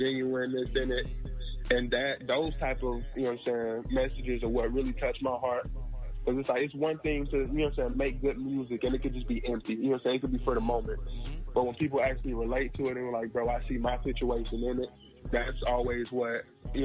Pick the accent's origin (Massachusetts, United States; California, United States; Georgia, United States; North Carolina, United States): Georgia, United States; Ellenwood; I am from Ellenwood, Georgia. You know what I'm saying? Clayton County.